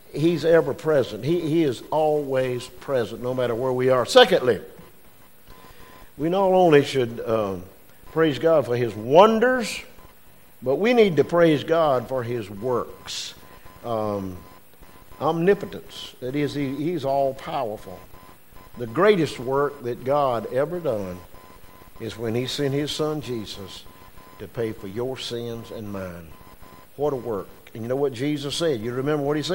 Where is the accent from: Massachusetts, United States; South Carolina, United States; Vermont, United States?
South Carolina, United States; Westminster; where are you from? I said, Westminster.